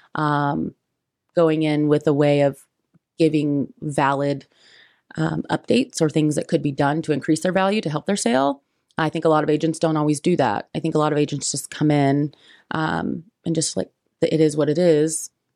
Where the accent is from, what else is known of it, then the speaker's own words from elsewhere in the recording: Richmond, Indiana, United States; also born or lived in Fountain City, Indiana; now in Indianapolis, United States; I grew up, I was in, um, Fountain City, Indiana, my till I was about eight, and then, uh, graduated from Richmond High School